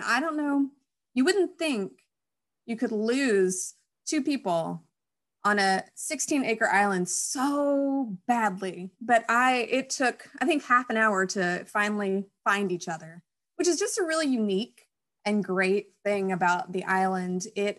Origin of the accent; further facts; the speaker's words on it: Jackson, United States; moved away; Where I grew up in Jackson, there were albino squirrels.